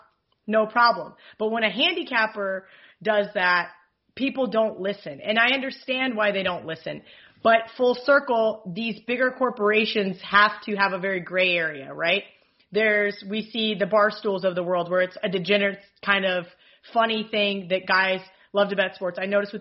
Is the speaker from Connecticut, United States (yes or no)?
no; Kansas, United States; I'm from Kansas